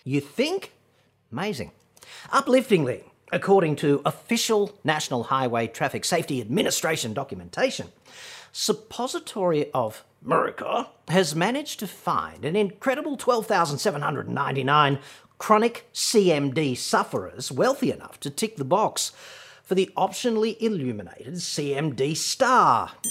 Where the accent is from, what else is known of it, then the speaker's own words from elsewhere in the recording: Australia; accent: Australian; my atrocious Australian accent